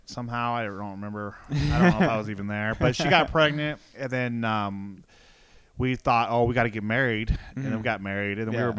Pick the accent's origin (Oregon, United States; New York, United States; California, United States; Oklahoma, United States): California, United States; now in Nevada, United States; Growing up in Southern California my whole life.